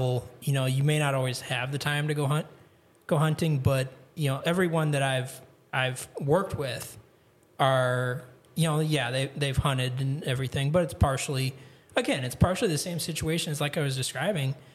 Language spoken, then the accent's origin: English; Grafton, Wisconsin, United States; moved away as an adult; also born or lived in Kentucky / Texas; now in Michigan, United States; I grew up in Grafton, Wisconsin, which is kind of like a suburb of Milwaukee.